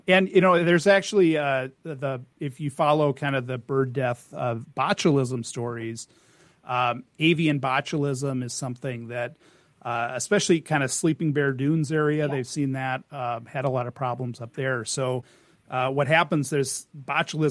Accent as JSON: {"language": "English", "region": "North Woods", "country": "United States", "tie": "born or raised there", "also_born_or_lived": "Hamilton, Ontario", "moved": "yes", "said": "I grew up in the North Woods"}